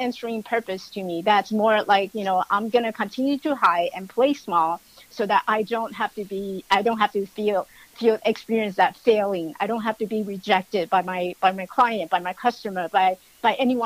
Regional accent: Taiwan; now in United States; I was born in Taiwan

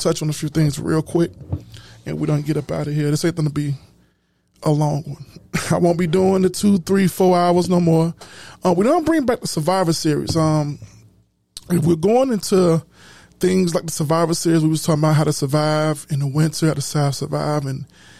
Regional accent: Chicago, Illinois, United States; I'm from Chicago

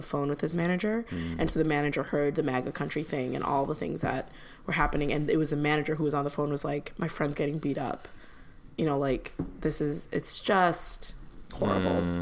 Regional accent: Chicago, Illinois, United States; as a kid growing up in Chicago

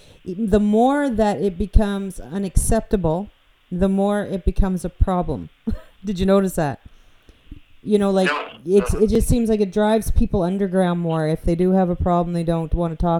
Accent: New Brunswick, Canada; also born or lived in Annapolis Valley, Nova Scotia; I grew up in New Brunswick

